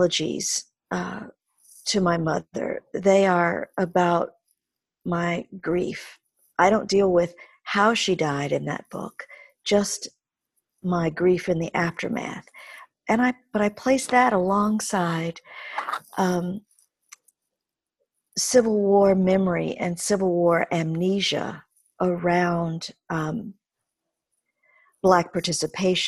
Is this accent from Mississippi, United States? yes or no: yes; Mississippi, United States; moved away; growing up in Mississippi in the early part of my life, with my mother's extended family